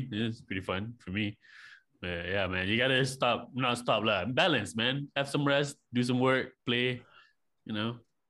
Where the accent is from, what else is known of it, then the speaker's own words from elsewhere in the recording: Malaysia; I'm from Malaysia.